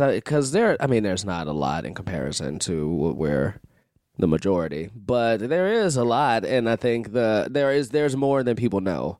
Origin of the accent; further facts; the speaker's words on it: Chicago, Illinois, United States; I'm from Chicago